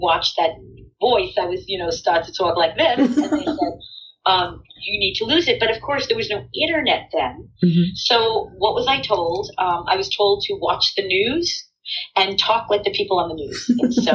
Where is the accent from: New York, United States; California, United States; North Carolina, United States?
New York, United States; Plainview; Originally, Long Island. Yes, Plainview. So I'm talking like this. So, yes, I love being from the island. And when I was raised in Long Island